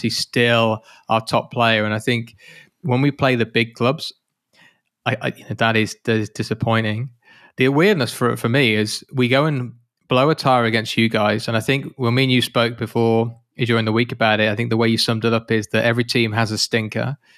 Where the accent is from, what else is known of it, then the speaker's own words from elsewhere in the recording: United Kingdom; I'm British